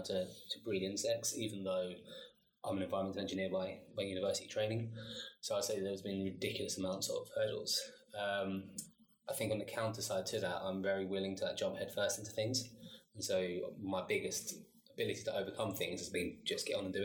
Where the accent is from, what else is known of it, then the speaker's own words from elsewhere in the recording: London, United Kingdom; moved away as an adult; I'm from South East London, born and bred, but I'm half Chilean